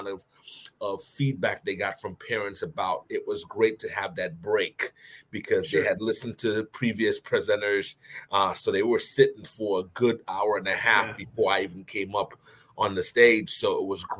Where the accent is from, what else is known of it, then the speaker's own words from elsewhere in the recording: U.S. Virgin Islands; moved away as an adult; also born or lived in Bristol, Rhode Island; I grew up in the Virgin Islands and I came straight to college from the Virgin Islands. So I went from St. Croix all the way to Bristol, Rhode Island.